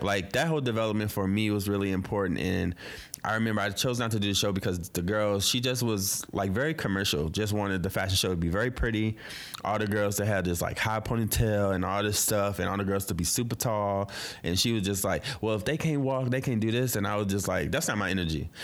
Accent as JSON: {"language": "English", "town": "St. Louis", "region": "Missouri", "country": "United States", "moved": "yes", "lives_now": "Brooklyn, United States", "said": "I'm originally from Saint Louis, but I live in B K"}